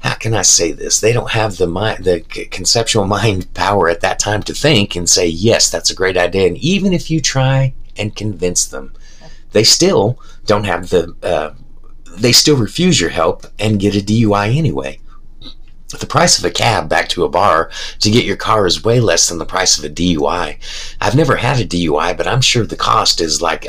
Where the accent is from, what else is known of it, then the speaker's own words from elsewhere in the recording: United States; I'm an American